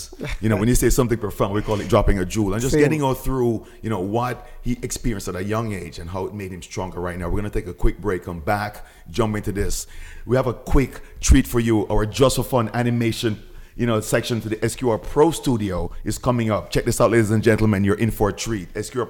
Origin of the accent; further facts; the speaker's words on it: Jamaica; also born or lived in Portmore, Jamaica; as a Jamaican, when you go to high school